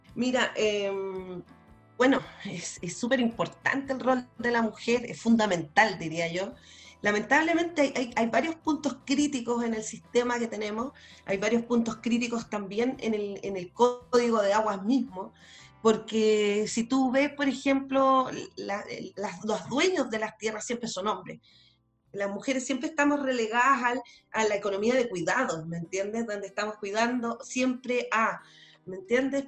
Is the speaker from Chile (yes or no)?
yes; Chile; como chilenos, como chilenas